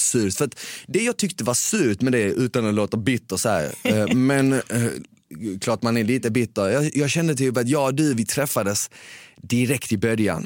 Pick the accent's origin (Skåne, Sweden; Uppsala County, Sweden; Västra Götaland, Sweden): Skåne, Sweden; Malmö; accent: Skåne; also born or lived in Bosnia; Jag växte upp på Rosengård i Ramelsväg